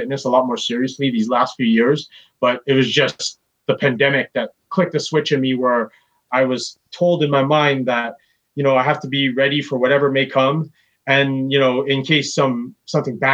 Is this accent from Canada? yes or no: yes; Surrey, British Columbia, Canada; also born or lived in Vancouver / Delta / Burnaby / New Westminster; I was born in Surrey, but I lived all over the place because my parents, they split up when I was only 8. So I lived in Surrey, Delta, Burnaby, New West. I lived in Kitsilano, East Van, Coquitlam